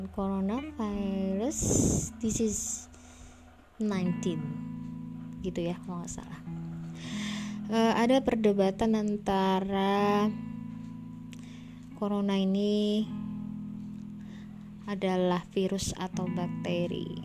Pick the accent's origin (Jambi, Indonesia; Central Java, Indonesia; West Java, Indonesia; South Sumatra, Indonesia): South Sumatra, Indonesia; Palembang; now in South Bangka, Indonesia; kita kan kecilnya di Palembang sampai sekarang di Palembang cuman uh, rumah orang tuh juga di pasti di Palembang cuman kita sekarang sudah merantau ya adik aku sendiri di Purwakarta aku di Bangka Selatan